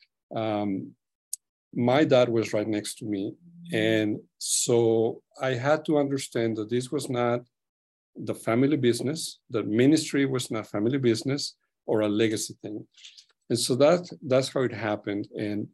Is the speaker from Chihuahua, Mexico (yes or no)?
yes; Chihuahua, Mexico; moved away; I was born in Mexico, raised in northern Mexico, more precisely Chihuahua area.